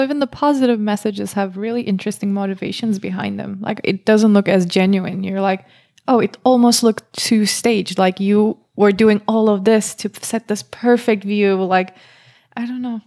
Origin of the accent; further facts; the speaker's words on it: Turkey; moved away as an adult; I'm Turkish, so I grew up in Turkey